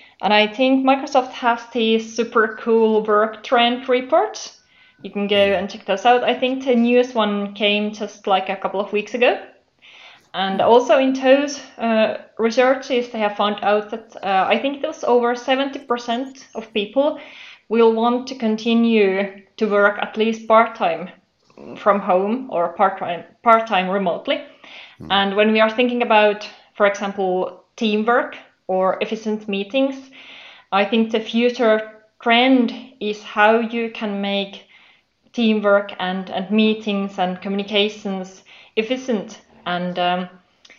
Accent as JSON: {"language": "English", "country": "Finland", "said": "I'm from Finland."}